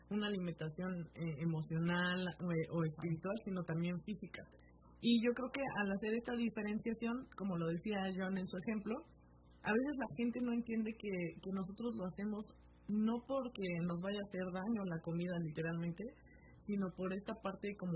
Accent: Mexico; yo siento que nosotros como mexicanos

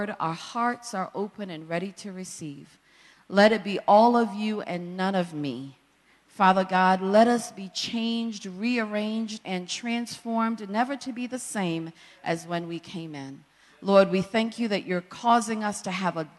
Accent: Jamaica; a young girl born and raised in Jamaica by a single parent

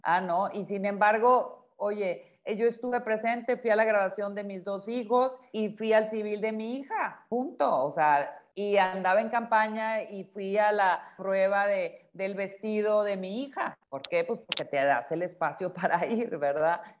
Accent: Sinaloa, Mexico; moved away; en el estado de Sinaloa, que es donde yo nací y allá está la casa donde yo crecí

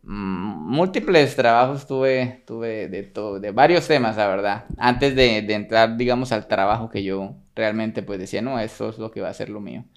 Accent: Bucaramanga, Santander, Colombia; also born or lived in Sabana de Torres, Colombia; ahí me crié toda la vida en Bucaramanga

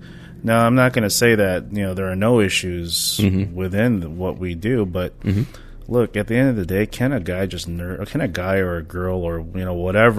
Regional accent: New York, United States; I am from New York. I grew up in New York and literally it was all there for me all along.

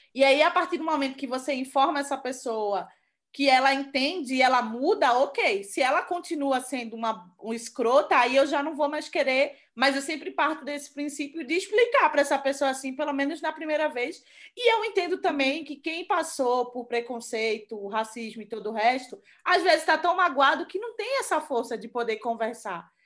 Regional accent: Recife, Pernambuco, Brazil; moved away as an adult; now in São Paulo, Brazil; eu sou de Recife, eu moro aqui quatro anos

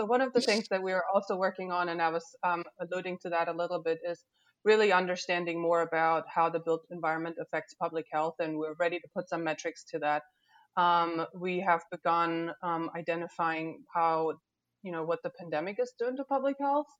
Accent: Germany; now in Louisiana, United States; I wasn't born here, and that's right. I was born in Germany

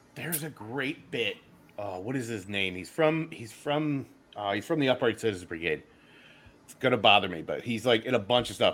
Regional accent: Philadelphia, Pennsylvania, United States; I'm from Philly

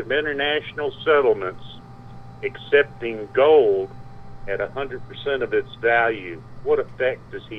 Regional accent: Alabama, United States; since I'm from Alabama, I have the right to speak to God or any other Alabamian.

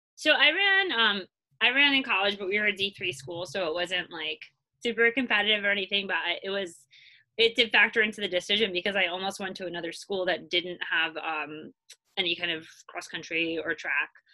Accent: Long Island, New York, United States; moved away as an adult; now in Brooklyn, United States; I I grew up in Long Island.

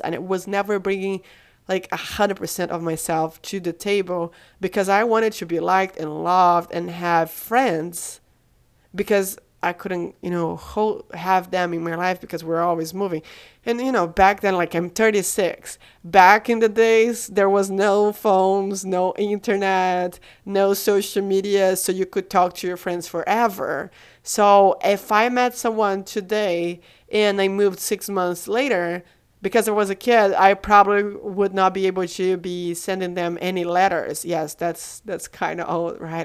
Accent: Brazil; moved away; I'm from Brazil

